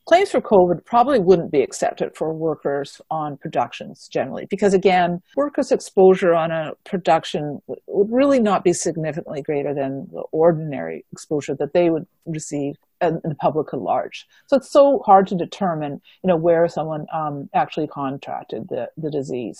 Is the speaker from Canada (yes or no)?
yes; Manitoba, Canada; now in British Columbia, Canada; I am originally from Manitoba